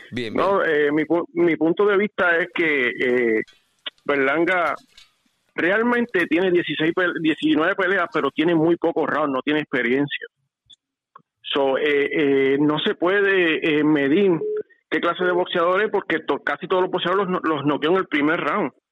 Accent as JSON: {"language": "Spanish", "country": "Puerto Rico", "said": "Yo soy boricua y me encantan los boxeadores boricua"}